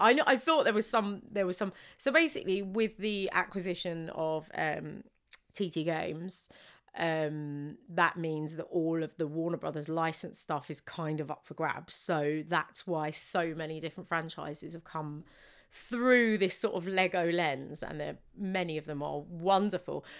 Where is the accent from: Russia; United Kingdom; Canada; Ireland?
United Kingdom; we are so British